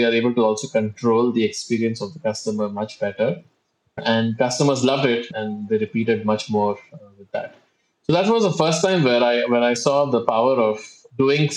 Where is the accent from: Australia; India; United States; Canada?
India; moved away as an adult; now in Singapore; I'm originally from India, but I've been based in Singapore for the last 15 years now.